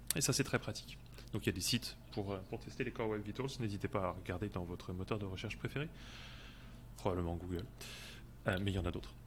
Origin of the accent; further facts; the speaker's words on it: France; je suis français et ça s'entend peut-être un peu aussi